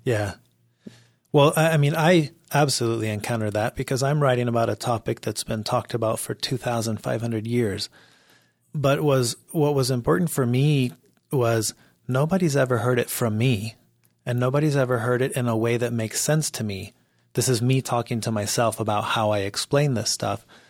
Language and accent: English; Mexico; now in United States; I grew up in Mexico